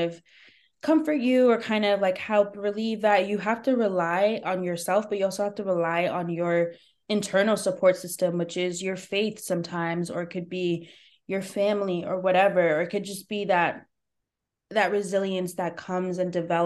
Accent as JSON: {"language": "English", "region": "New Jersey", "country": "United States", "tie": "born or raised there", "also_born_or_lived": "New York", "said": "I was back in my hometown, but I was the stranger. Even though I was born and raised here"}